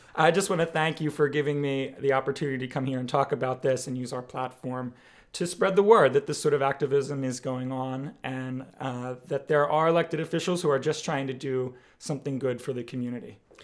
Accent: Bucks County, Pennsylvania, United States; also born or lived in Philadelphia; I was born and raised right here in Bucks County

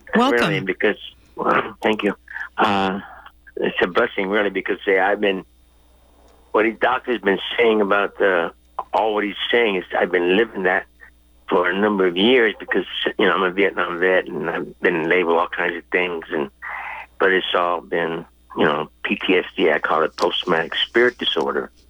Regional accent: Hawaii, United States; I'm from Hawaii

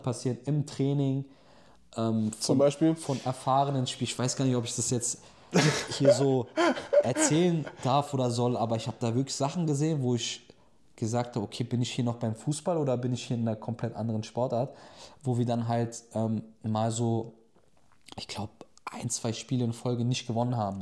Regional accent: Germany; moved away as an adult; now in Turkey; der aber in Deutschland aufgewachsen ist, in der Türkei zu leben

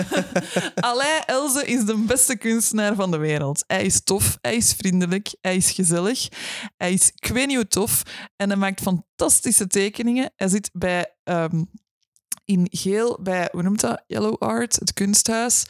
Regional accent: Brussels, Brussels-Capital Region, Belgium; now in Kempen, Belgium; ik, ben van Brussel.

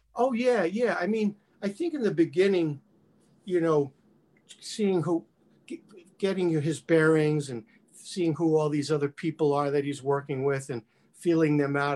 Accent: New York, United States; growing up in New York

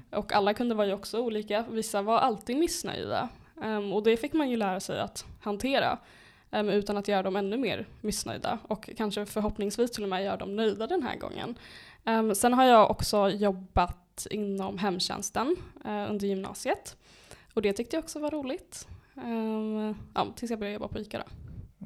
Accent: Uppsala, Uppsala County, Sweden; jag är född och uppvuxen i Flogsta

